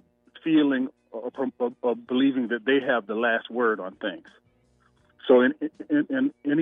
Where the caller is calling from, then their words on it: Atlanta, Georgia, United States; I'm calling from Atlanta, Georgia.